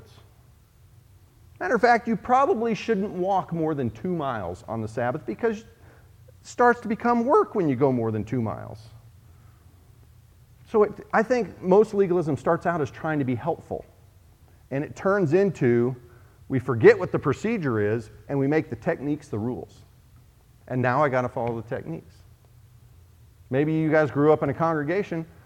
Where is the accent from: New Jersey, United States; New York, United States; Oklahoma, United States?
Oklahoma, United States; in the Bible Belt where Jan and I grew up in Oklahoma